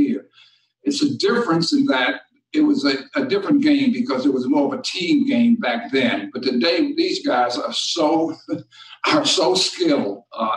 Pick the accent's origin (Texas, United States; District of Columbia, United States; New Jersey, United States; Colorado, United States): District of Columbia, United States; Washington; moved away as an adult; also born or lived in Detroit, Michigan; I grew up in Washington, D.C., and basketball was the game.